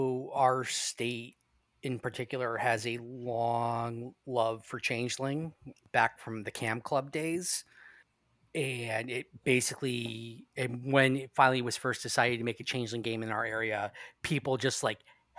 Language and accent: English; near Dudleytown, Connecticut, United States; I grew up near Dudley. I grew up near, literally was a town away.